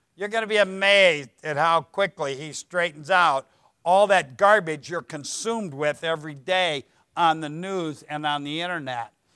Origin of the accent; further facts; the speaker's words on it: Ohio, United States; I'm from Ohio